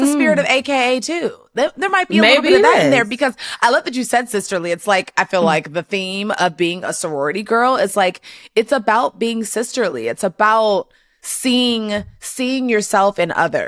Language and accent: English; Gaithersburg, Maryland, United States; I'm also from Potomac, really? Like Gaithersburg area. That's where I'm from